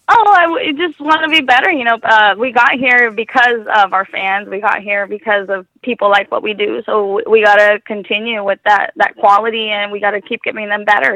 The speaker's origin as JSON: {"language": "English", "country": "Mexico", "tie": "born or raised there", "moved": "yes", "lives_now": "Tucson, United States", "said": "I grew up in Mexico"}